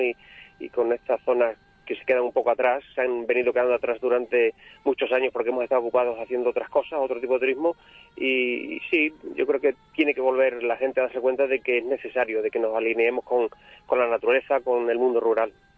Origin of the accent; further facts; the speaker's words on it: Burguillos del Cerro, Extremadura, Spain